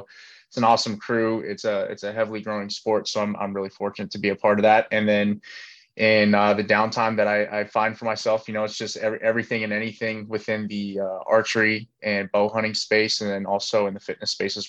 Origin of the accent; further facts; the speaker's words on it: Northern California, United States; I'm born and raised in Northern California in a real small town outside of like some larger cities